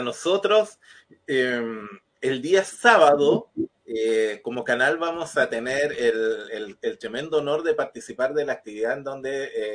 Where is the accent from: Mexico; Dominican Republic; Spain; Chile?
Chile; now in Chillán, Chile; yo no soy de Ñuble, yo me, crié en otra región y una de las cosas que me llamó la atención cuando llegué a Chillán